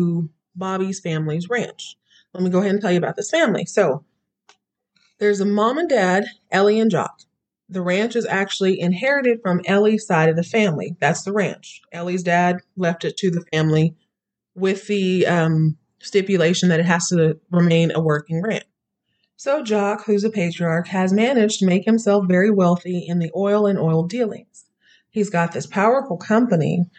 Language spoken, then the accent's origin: English; Texas, United States; I grew up in Texas